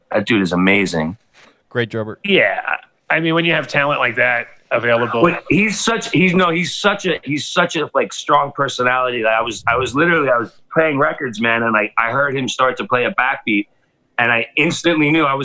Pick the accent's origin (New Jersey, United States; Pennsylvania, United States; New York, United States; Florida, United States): New York, United States; New York City; I'm from Brooklyn